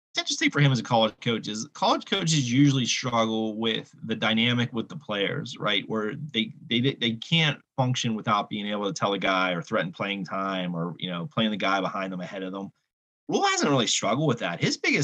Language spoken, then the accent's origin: English; Northeast, United States; You know, we're from the Northeast.